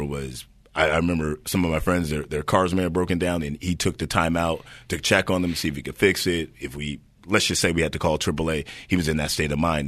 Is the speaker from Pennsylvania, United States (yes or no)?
no; Hayward, California, United States; Born and raised in Hayward